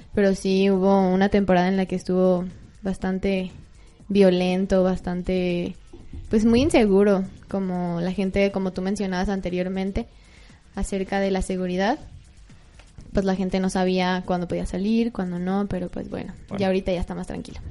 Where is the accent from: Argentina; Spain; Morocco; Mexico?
Mexico; Uruapan, Michoacán; yo soy de allá, Alex, yo soy de Uruapan, Michoacán.